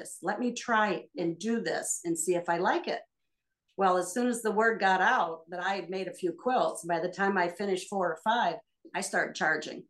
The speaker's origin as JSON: {"language": "English", "region": "Michigan", "country": "United States", "said": "I'm from Michigan, and we live in the farmland of the thumb area"}